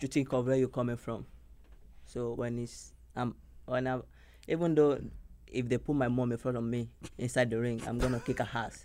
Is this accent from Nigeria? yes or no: yes; Lagos, Nigeria; moved away as an adult; now in Miami, United States; I came all the way from Nigeria, Lagos, Nigeria